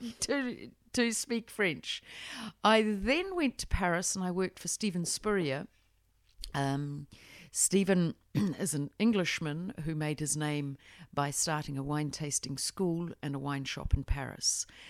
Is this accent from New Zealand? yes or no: yes; New Zealand; I grew up in New Zealand, um, went to university in Otago